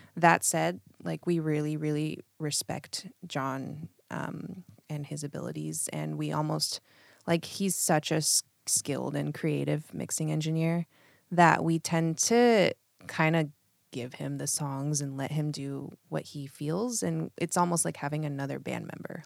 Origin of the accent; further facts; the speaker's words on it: Eugene, Oregon, United States; now in Portland, United States; I grew up in Eugene